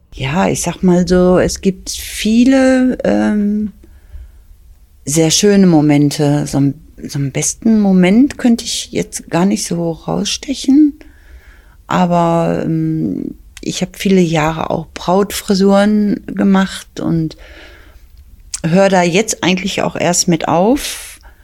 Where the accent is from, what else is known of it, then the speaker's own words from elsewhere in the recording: Bottrop, North Rhine-Westphalia, Germany; Bottrop ist meine Geburtsstadt. Ich kenne noch sehr vieles aus Altbottrop und kann mich da auch sehr gut dran erinnern